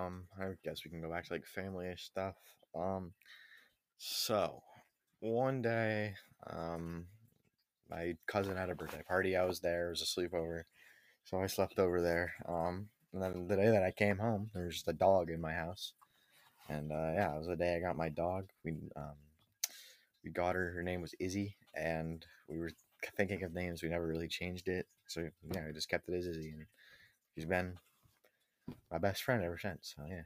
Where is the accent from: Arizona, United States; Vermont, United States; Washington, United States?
Vermont, United States; Milton; also born or lived in Burlington; All right, I was born in Burlington at the hospital that used to be Fellow Child and Healthcare on October 15th, 2006. I was 9 pounds, 14 ounces when I was born, so pretty heavy. I grew up in Milton with my mom, dad, my brother, and sister.